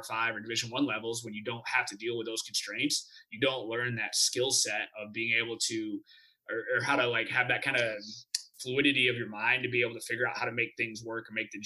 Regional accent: Midwest, United States; moved away; I'm from the Midwest originally

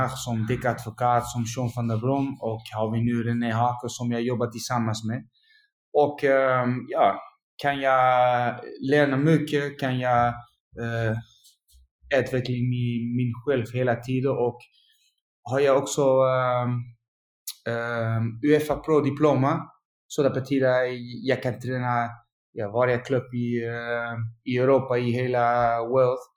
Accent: Utrecht, Netherlands; Swedish is a second language; also born or lived in Malmö; Ja, Utrecht är min klubb, jag, jag kommer från Utrecht. Och um, jag jobbar i Utrecht nu fem år.

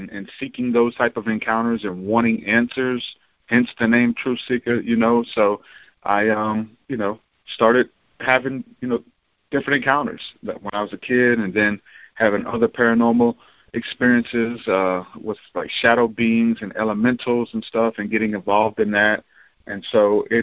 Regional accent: New Orleans, Louisiana, United States; now in Alabama, United States; I'm actually from New Orleans, but I've been here since like 2000 for good

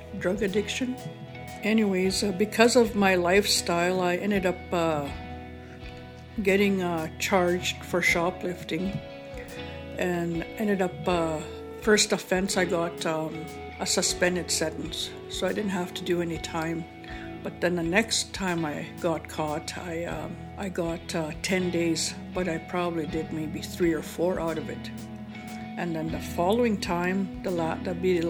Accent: One Arrow First Nation, Saskatchewan, Canada; also born or lived in Duck Lake; I'm from One Arrow First Nation.

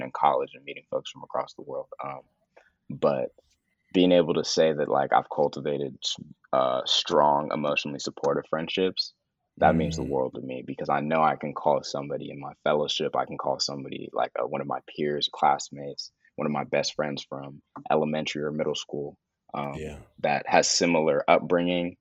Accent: the Bay Area, California, United States; growing up in the Bay

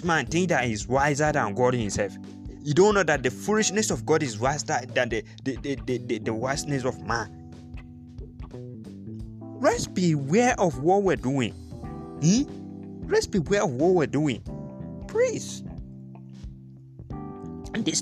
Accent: Nigeria; as a Nigerian youth

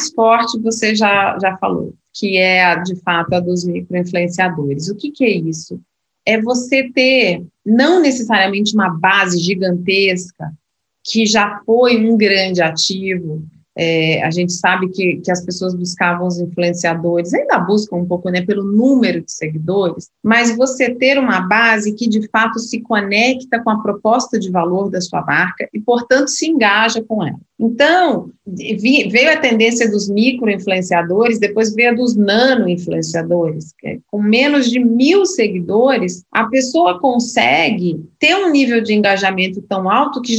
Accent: Minas Gerais, Brazil; now in São Paulo, Brazil; como é que foi minha trajetória aqui na selva de pedra, sendo, sendo mineira.

